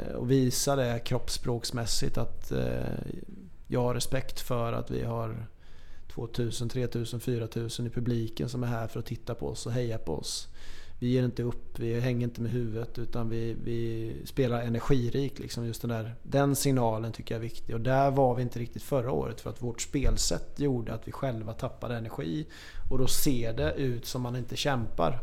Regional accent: Småland, Sweden; jag är smålänning

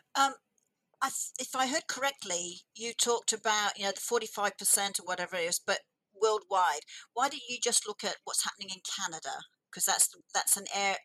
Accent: England, United Kingdom; I was born in England

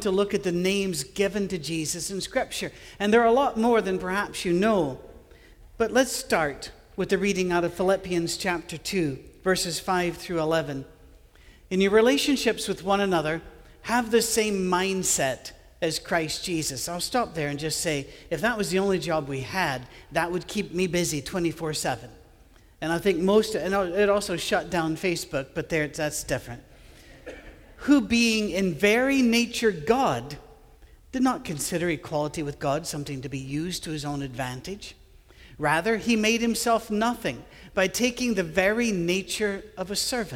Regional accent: Scotland, United Kingdom; I'm a Scottish guy with an Irish first name

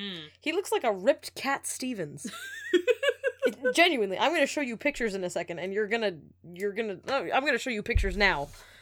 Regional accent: Moncton, New Brunswick, Canada; born there; And the hospital he was taken to in Moncton is in the French network, not the English network. Because I was born on the English side.

